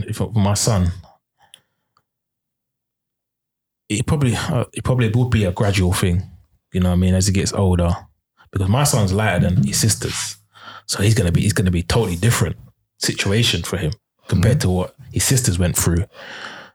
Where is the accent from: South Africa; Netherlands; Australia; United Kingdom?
United Kingdom; London; moved away; I'm originally from Peckham